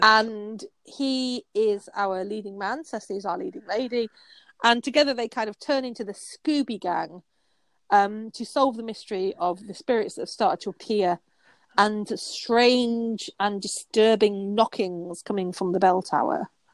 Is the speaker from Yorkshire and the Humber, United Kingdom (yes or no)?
yes; Yorkshire and the Humber, United Kingdom; I'm from Yorkshire, an amazing place